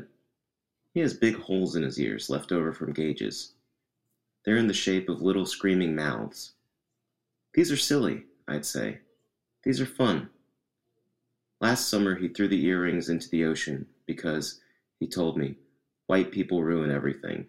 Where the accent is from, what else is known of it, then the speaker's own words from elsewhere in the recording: Tennessee, United States; I was raised in Tennessee around very Southern culture